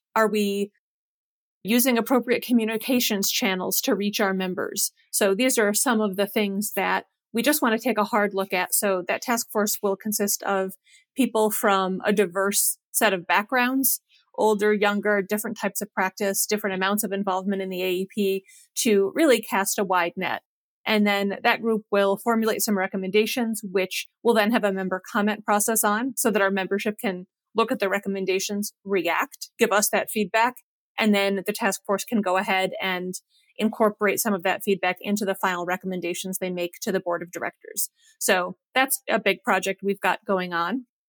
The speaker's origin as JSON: {"language": "English", "region": "Western New York", "country": "United States", "tie": "born or raised there", "also_born_or_lived": "New Hampshire / Ithaca, New York", "moved": "as an adult", "lives_now": "Kentucky, United States", "said": "I'm originally from Western New York"}